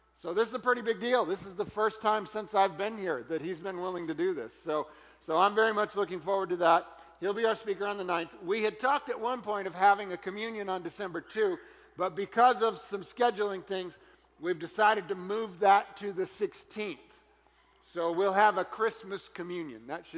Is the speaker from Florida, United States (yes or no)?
yes; Florida, United States; But since we're from Florida, I guess anything like this is a little crazy.